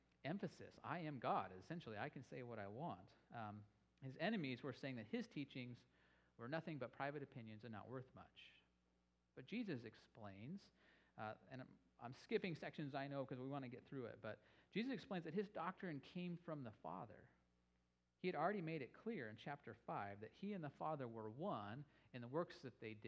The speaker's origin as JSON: {"language": "English", "town": "Boise", "region": "Idaho", "country": "United States", "said": "I'm from Boise"}